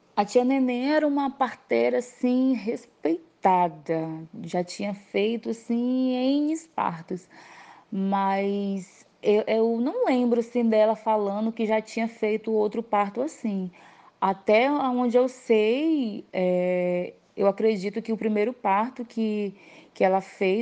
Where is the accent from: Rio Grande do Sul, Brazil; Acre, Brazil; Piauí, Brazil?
Acre, Brazil; Tarauacá; eu não sou natural da capital de Rio Branco, eu nasci numa cidade, todos nós, os nove filhos, nasceram numa cidade bem pequena, chamada Tarauacá.